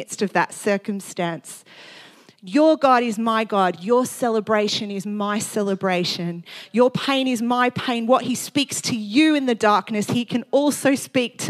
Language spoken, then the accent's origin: English; Australia; I'm from Australia